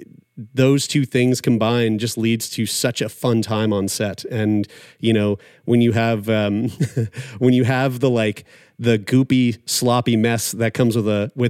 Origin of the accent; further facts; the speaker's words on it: Nova Scotia, Canada; my hometown here in Nova Scotia